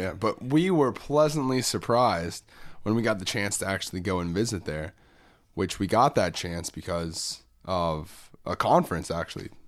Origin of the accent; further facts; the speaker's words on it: Orlando, Florida, United States; growing up in Orlando